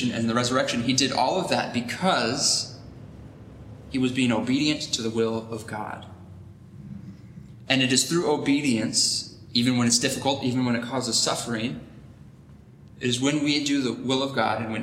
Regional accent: United States; us as American Christians living in a society

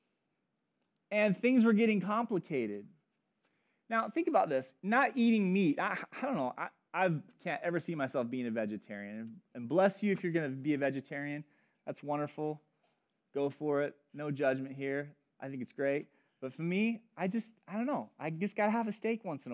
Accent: Chico, California, United States; I grew up in Chico area

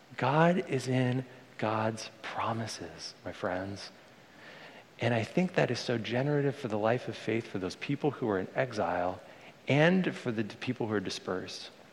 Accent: Bay Area, California, United States; I was born in the Bay Area, and I grew up around here as a little kid

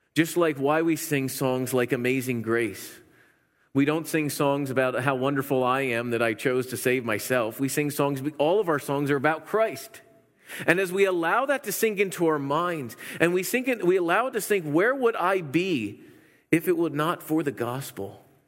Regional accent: Pennsylvania, United States; moved away; I'm from Pennsylvania

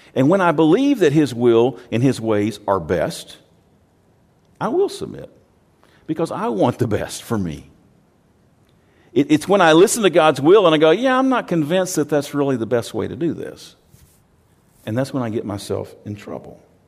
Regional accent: Texas, United States; I'm from Texas

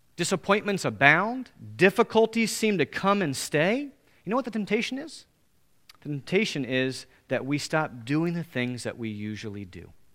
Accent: United States; Most of us as American Christians

